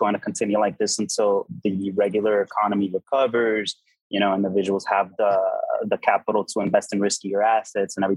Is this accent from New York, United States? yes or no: no; Miami, Florida, United States; moved away as an adult; also born or lived in Dubai; I just came back to Miami to establish myself in my hometown